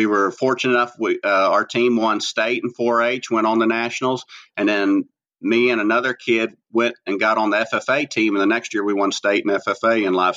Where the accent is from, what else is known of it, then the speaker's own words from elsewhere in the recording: Stonewall, Texas, United States; also born or lived in Fredericksburg, Texas; I grew up here in Stonewall on a Hereford ranch.